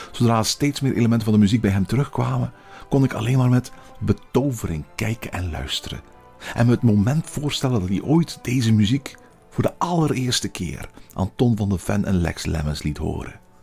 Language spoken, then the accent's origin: Dutch; Flanders, Belgium; accent: Belgian; Als Vlaming